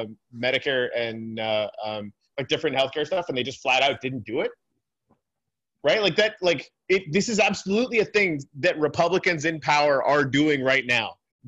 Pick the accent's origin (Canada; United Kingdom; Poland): Canada; as a Canadian.